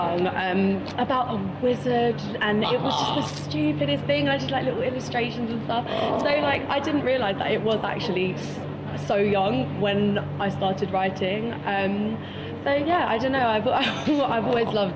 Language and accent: English; London, United Kingdom; moved away; as you can tell by the accent, I'm from London